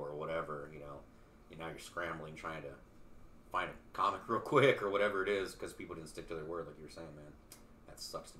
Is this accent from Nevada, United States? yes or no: no; Albuquerque, New Mexico, United States; moved away; Albuquerque worked out just because that's my hometown.